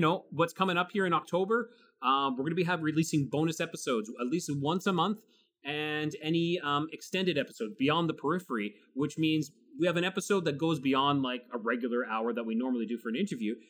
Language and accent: English; Canada